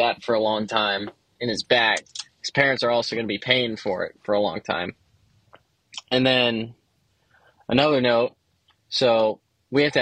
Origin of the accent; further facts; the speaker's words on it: Florida, United States; I'm from Florida, greatest state in the U.S.